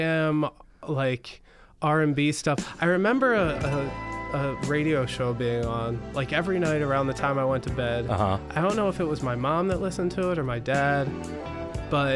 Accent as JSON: {"language": "English", "town": "Wilmington", "region": "Delaware", "country": "United States", "moved": "as an adult", "lives_now": "Brooklyn, United States", "said": "I am originally from Wilmington, Delaware, but I am now from Brooklyn, New York. I've been here half my life now"}